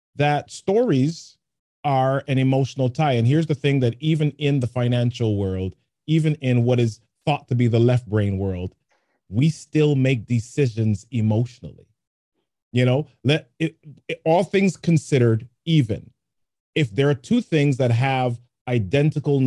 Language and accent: English; New York City, New York, United States; I grew up in the Bronx